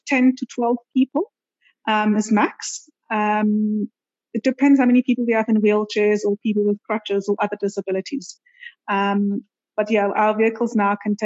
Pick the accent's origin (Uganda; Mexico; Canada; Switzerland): Switzerland; moved away as an adult; also born or lived in South Africa; now in Cape Town, South Africa; I was born in Switzerland